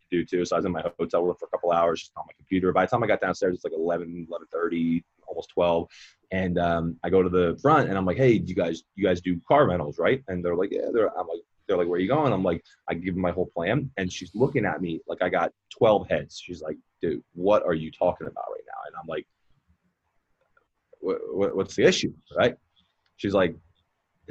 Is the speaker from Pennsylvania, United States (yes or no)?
yes; Philadelphia, Pennsylvania, United States; moved away as an adult; also born or lived in Scottsdale, Arizona; I'm from Philly